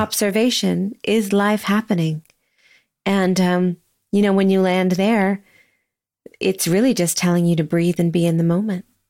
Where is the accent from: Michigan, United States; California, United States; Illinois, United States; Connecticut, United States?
California, United States; Sonoma; moved away as an adult; also born or lived in Seattle, Washington / New York City; now in Lexington, United States; I was born and raised in Sonoma, California